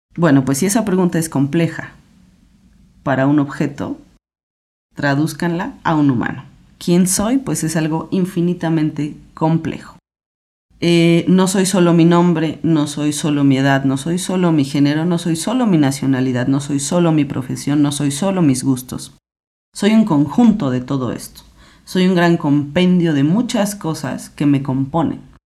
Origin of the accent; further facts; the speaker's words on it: Mexico City, Mexico; soy filósofa, soy mujer, tengo 36 años, soy de la Ciudad de México